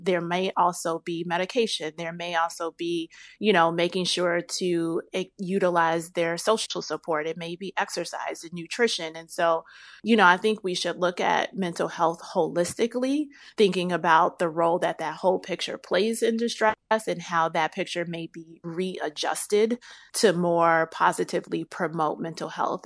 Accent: Chicago, Illinois, United States; I'm born and raised in Chicagoland

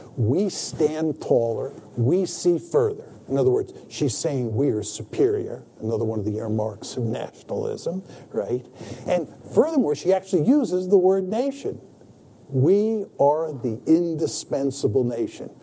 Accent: United States; I was born in the United States

